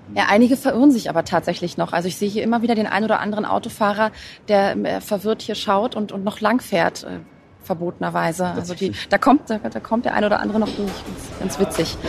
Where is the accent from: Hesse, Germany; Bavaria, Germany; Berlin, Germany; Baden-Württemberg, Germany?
Berlin, Germany; Als Berlinerin